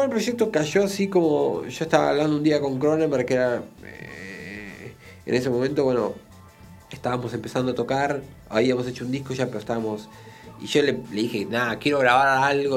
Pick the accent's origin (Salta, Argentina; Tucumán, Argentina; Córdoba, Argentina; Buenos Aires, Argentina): Buenos Aires, Argentina; born or raised there